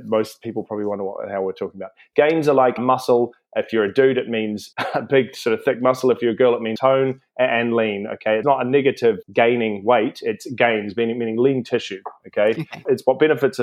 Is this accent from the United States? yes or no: no; New Zealand; moved away as an adult; now in London, United Kingdom; I'm from New Zealand originally. I came over to London around 2005